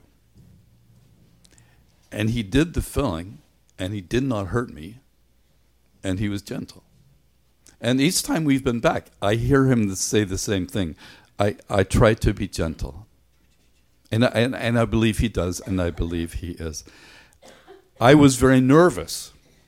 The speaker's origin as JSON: {"language": "English", "country": "Ireland", "tie": "born or raised there", "moved": "yes", "said": "When I was a kid growing up in Ireland"}